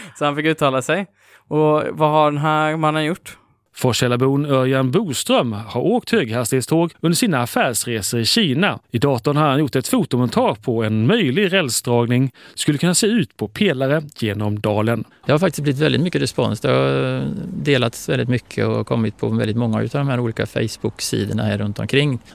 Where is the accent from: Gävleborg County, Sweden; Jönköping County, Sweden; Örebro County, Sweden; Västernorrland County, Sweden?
Jönköping County, Sweden; Jönköping; moved away; Jag är ju från Jönköping ursprungligen